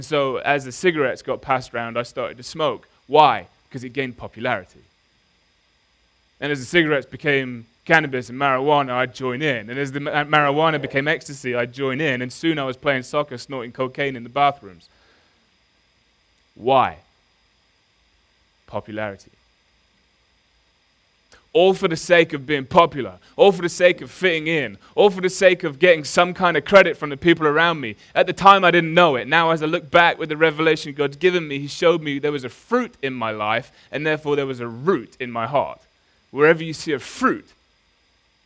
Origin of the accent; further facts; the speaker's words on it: Nottingham, East Midlands, United Kingdom; I grew up in Nottingham